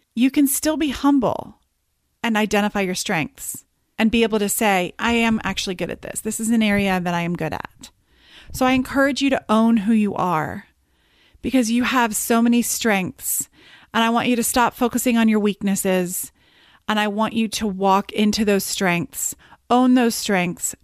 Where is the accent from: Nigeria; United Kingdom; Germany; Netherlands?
United Kingdom; I am Brit by birth